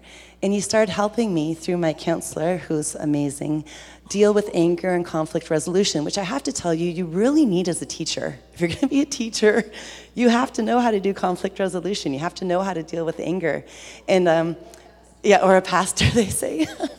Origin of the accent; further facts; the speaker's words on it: Ontario, Canada; I grew up on Georgian Bay on a place called Bomb Beach in the summers.